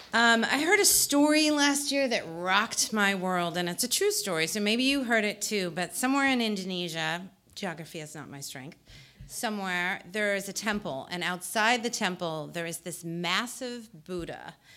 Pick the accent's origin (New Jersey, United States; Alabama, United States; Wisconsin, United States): New Jersey, United States; I'm from New Jersey